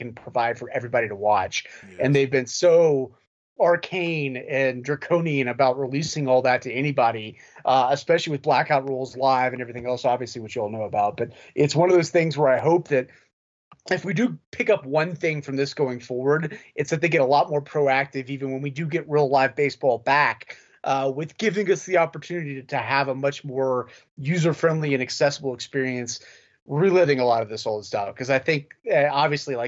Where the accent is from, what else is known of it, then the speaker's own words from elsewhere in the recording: Lexington, Kentucky, United States; I grew up in Lexington